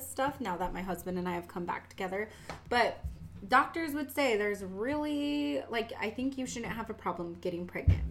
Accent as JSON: {"language": "English", "region": "Washington", "country": "United States", "tie": "born or raised there", "accent": "southern", "said": "We get that southern accent, but we grew up in Washington"}